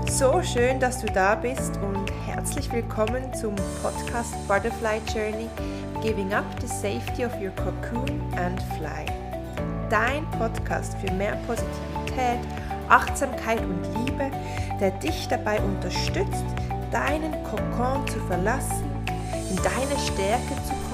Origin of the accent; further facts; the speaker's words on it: Switzerland; born there; ich bin in der Schweiz geboren und ich wuchs in einer ganz, ganz großen Familie auf